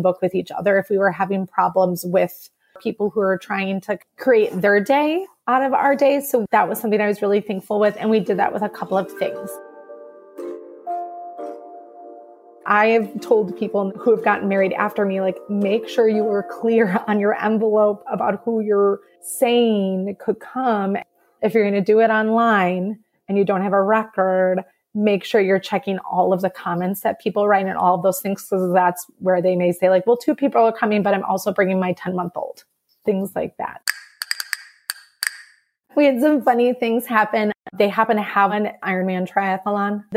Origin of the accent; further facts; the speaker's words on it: Madison, Wisconsin, United States; I'm from Madison, Wisconsin